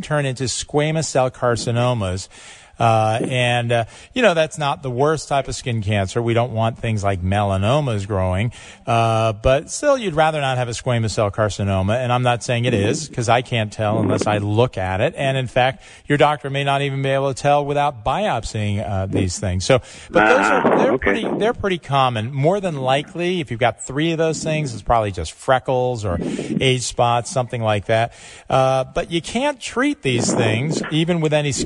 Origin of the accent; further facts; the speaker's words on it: Highland Falls, New York, United States; I grew up in Orange County, just over the border there in Highland Falls, New York, a wonderful little town